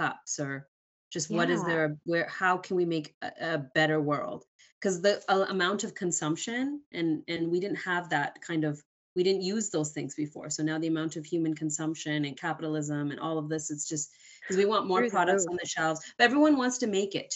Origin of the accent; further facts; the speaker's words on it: Canada; I was born in Canada